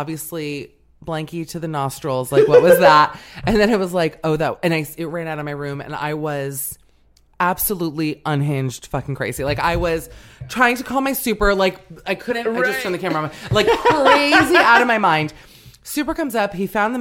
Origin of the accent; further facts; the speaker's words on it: Miami, Florida, United States; I'm from Miami. I grew up with ants in the house